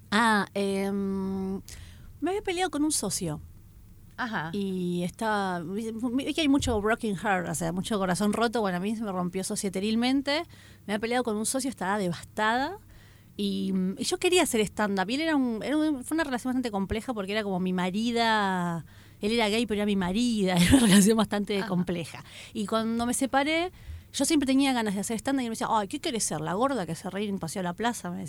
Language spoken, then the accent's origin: Spanish; Argentina